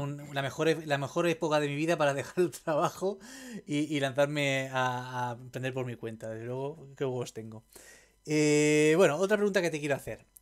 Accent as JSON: {"language": "Spanish", "town": "Roses", "region": "Catalonia", "country": "Spain", "tie": "born or raised there", "moved": "yes", "said": "yo soy de Rosas Rosas"}